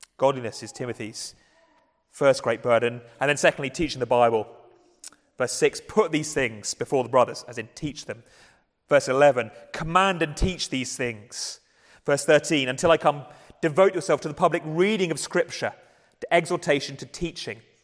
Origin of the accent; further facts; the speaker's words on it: England, United Kingdom; we're English